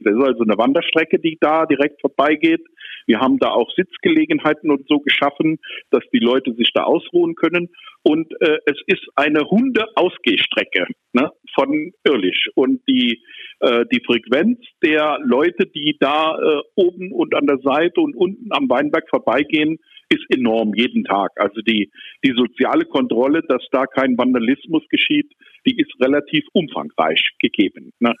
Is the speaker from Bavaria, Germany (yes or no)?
no; Rhineland-Palatinate, Germany; now in Neuwied, Germany; aus meiner Heimat von der Mosel